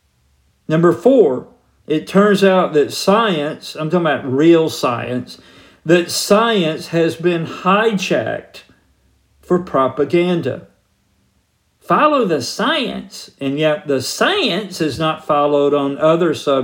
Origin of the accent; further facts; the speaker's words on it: Georgia, United States; moved away; I'm from Georgia originally.